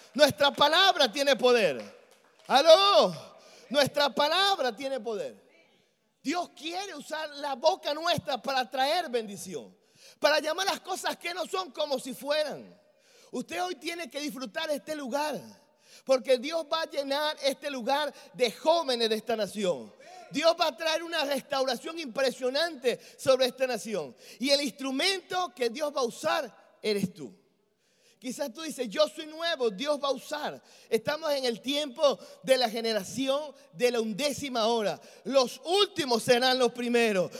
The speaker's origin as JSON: {"language": "Spanish", "country": "Venezuela"}